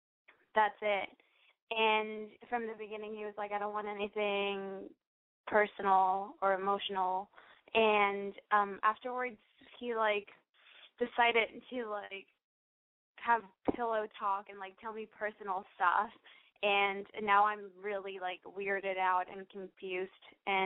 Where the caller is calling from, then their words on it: Texas, United States; Hi, I called you a couple of weeks ago. … I'm from Texas. I'm 19.